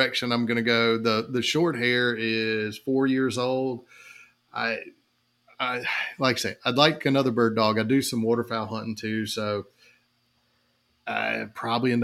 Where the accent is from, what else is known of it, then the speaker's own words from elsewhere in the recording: Lexington, South Carolina, United States; I was born and raised here in Lexington, in the middle of South Carolina